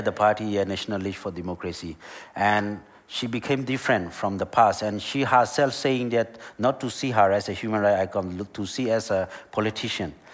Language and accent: English; Rakhine State, Myanmar; English is a second language; also born or lived in Malaysia; now in Australia; the violence started in my hometown, in my village